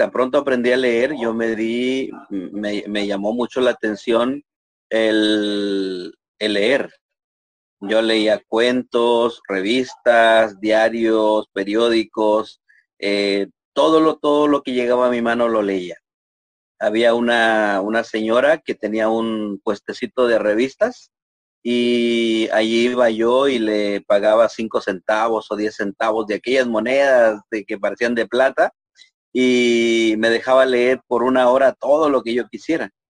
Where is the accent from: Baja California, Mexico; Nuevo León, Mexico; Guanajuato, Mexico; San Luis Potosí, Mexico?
San Luis Potosí, Mexico; Matehuala; born there; yo nací en Matehuala, es un pueblo minero en aquellos años, un pueblo pequeño.